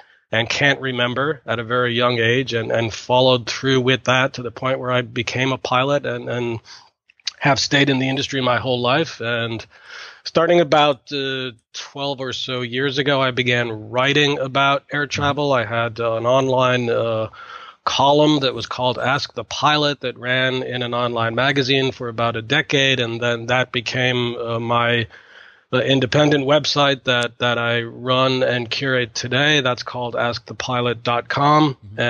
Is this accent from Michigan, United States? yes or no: no; Massachusetts, United States; I live in Boston in the U.S. I'm an airline pilot. I've been an airline pilot for about 25 years. I grew up in Massachusetts in the U.S.